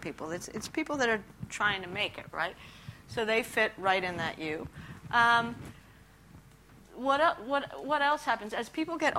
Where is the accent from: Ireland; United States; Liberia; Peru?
Peru; moved away; I grew up in Peru